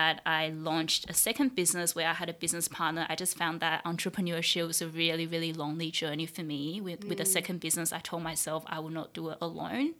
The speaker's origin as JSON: {"language": "English", "town": "Sydney", "region": "New South Wales", "country": "Australia", "tie": "born or raised there", "also_born_or_lived": "Taiwan", "second_language": "English", "moved": "as an adult", "lives_now": "Singapore", "said": "my family immigrated to Australia when I was about 11"}